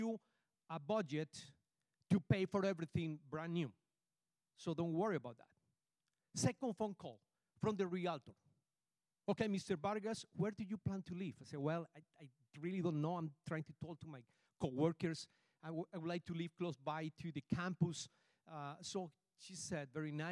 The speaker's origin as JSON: {"language": "English", "region": "Bogotá", "country": "Colombia", "tie": "born or raised there", "second_language": "English", "moved": "as an adult", "lives_now": "Houston, United States", "said": "I am from Colombia. I was born in Bogota, Colombia. And I came to this country in the year 2001"}